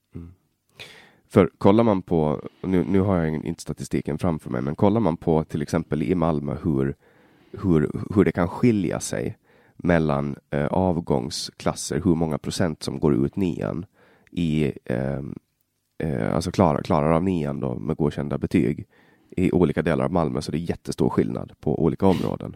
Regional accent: Finland, Åland, Åland Islands; first language Swedish; also born or lived in Stockholm, Sweden; jag kommer ju från Åland i, i Finland då, och vi har lite annorlunda system

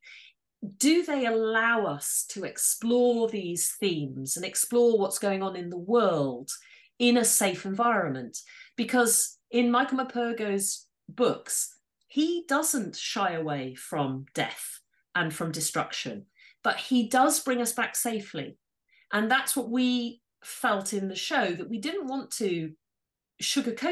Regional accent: Yorkshire and the Humber, United Kingdom; But I am from Yorkshire

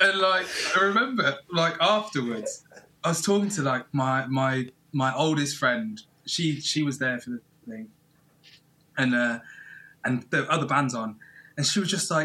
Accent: Plymouth, South West England, United Kingdom; I grew up in Plymouth

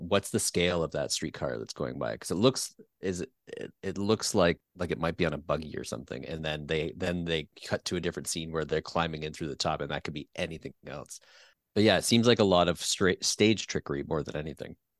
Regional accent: Peterborough, Ontario, Canada; I grew up in a, a town called Peterborough, which is not Winnipeg

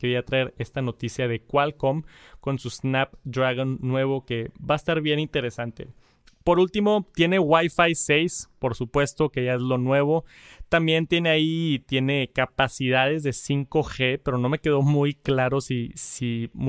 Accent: Yucatán, Mexico; soy de María Yucatán. Actualmente estoy estudiando en la universidad.

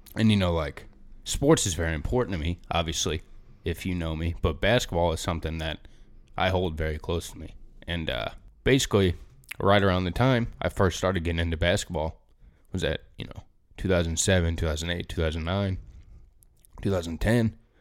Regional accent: St. Louis, Missouri, United States; I'm from Saint Louis

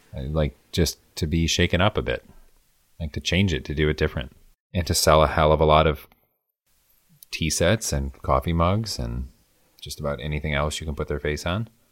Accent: Midwest, United States; I'm from the Midwest

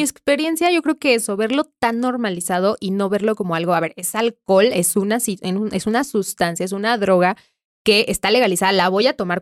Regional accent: Mexico; Como mexicanos

